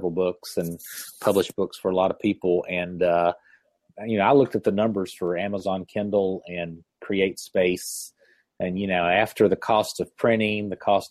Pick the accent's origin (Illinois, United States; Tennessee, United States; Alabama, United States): Tennessee, United States; Chattanooga; my hometown, Chattanooga, Tennessee